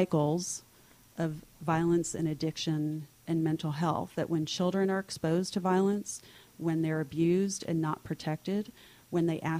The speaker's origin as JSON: {"language": "English", "town": "Miami", "region": "Florida", "country": "United States", "tie": "born or raised there", "said": "when I was growing up in Miami, I started volunteering at children's hospitals and doing things with kindergarten classes."}